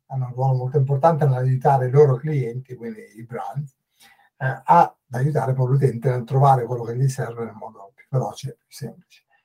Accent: northern Italy, Italy; moved away as an adult; also born or lived in England / Dublin, Ireland; now in Dún Laoghaire, Ireland; sono chiaramente italiano, sono um, del, del, nord Italia e ho lasciato il nord Italia quando avevo 25 anni

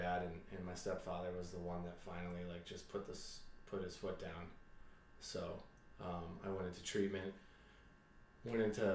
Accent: Nashua, New Hampshire, United States; Born and raised in Nashua

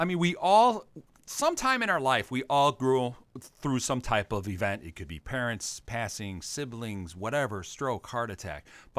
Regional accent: Los Angeles, California, United States; Because also I'm from Los Angeles

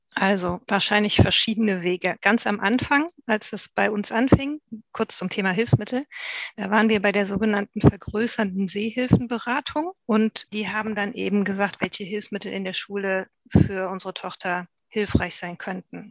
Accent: North Rhine-Westphalia, Germany; Wir sind ja auch aus Nordrhein-Westfalen

